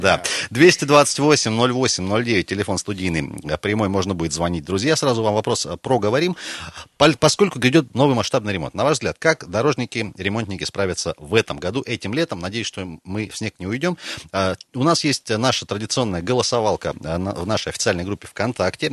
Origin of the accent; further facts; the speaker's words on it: Siberia, Russia; мы сибиряки